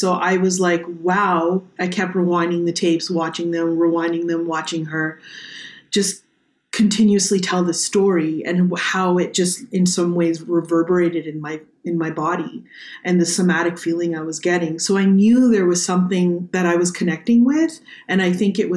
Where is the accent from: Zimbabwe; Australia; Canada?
Canada; I am a Canadian artist